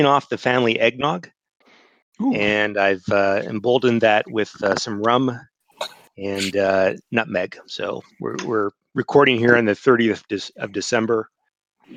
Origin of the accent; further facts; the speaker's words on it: Columbus, Ohio, United States; moved away; I grew up in Columbus, Ohio, and lived there for the majority of my life.